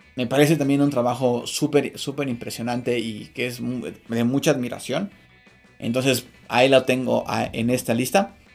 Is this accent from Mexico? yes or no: yes; Mexico